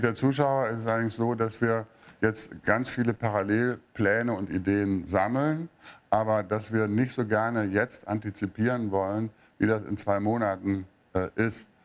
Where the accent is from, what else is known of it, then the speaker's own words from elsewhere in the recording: Münster, North Rhine-Westphalia, Germany; moved away; ich komme aus Münster ursprünglich